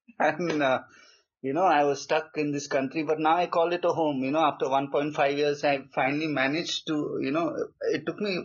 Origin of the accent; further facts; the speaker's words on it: Kuwait; also born or lived in Goa, India / UAE; I was born in Kuwait, that Middle East country, yep, next to Dubai, and did my schooling there. And originally from a small state in India called Goa.